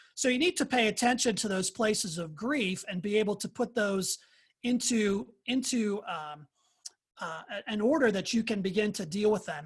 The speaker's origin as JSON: {"language": "English", "town": "Pittsburgh", "region": "Pennsylvania", "country": "United States", "tie": "born or raised there", "moved": "yes", "said": "I'm from the Pittsburgh area. That's where I grew up"}